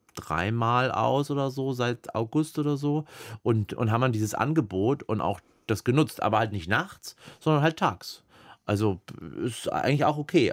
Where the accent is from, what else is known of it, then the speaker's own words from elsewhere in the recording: Erlangen, Bavaria, Germany; ich bin in Erlangen groß geworden